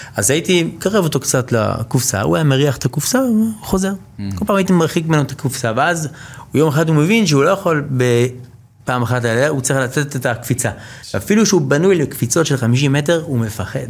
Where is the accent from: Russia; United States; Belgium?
United States; now in Israel; אני יליד ארה"ב, אה, אבא שלי ישראלי, אימא אמריקאית